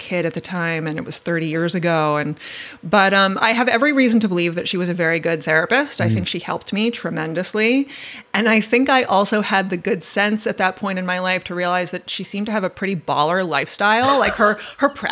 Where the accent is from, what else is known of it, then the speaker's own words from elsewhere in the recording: Westchester County, New York, United States; I grew up in Westchester County, the suburbs of New York City in the 1980s.